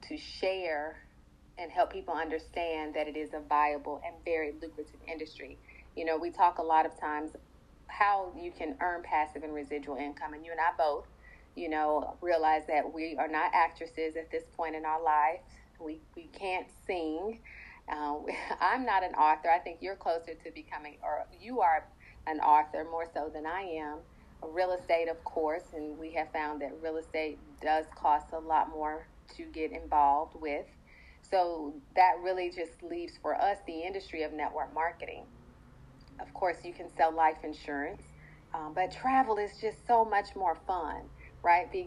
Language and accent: English; Asheville, North Carolina, United States; now in Charlotte, United States; I'm actually from Asheville, North Carolina